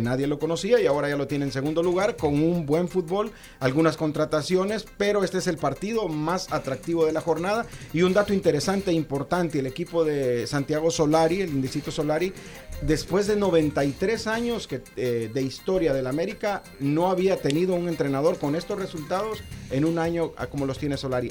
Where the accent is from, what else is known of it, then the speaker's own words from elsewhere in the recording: Honduras; yo soy hondureño